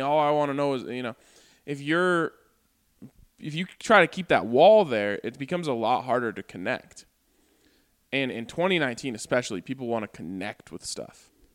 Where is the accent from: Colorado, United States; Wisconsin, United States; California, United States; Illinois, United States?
Colorado, United States; I was born and raised in Colorado